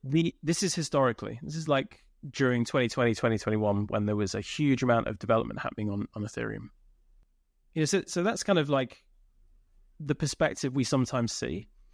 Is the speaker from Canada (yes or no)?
no; United Kingdom; I'm British, uh, born in the U K.